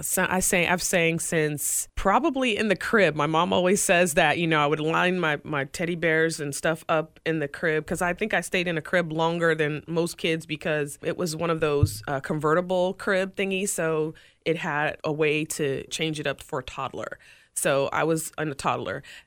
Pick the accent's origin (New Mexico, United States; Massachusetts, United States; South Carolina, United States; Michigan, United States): South Carolina, United States; Greenville; now in Tampa, United States; my hometown E C H L team, the Greenville Swamp Rabbits